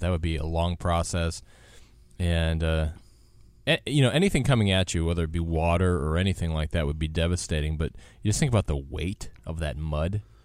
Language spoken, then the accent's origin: English; Wisconsin, United States; moved away; I grew up in Wisconsin